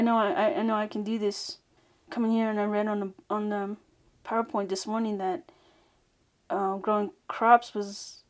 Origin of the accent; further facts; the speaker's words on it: United States; I am Navajo from Navajo Nation.